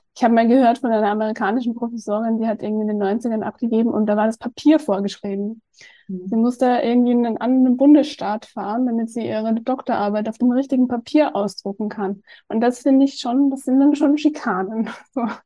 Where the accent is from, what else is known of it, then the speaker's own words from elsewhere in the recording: Austria; ich komme ja aus Österreich